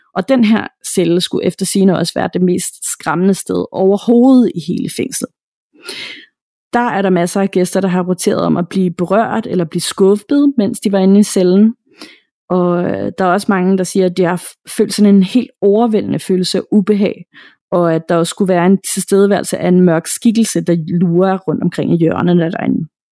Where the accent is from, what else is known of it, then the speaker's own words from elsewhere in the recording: Denmark; her hjemme i Danmark